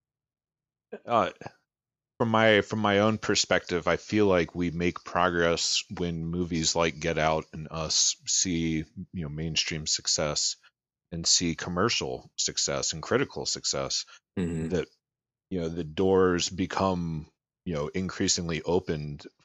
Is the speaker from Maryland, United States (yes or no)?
yes; Baltimore, Maryland, United States; growing up in Baltimore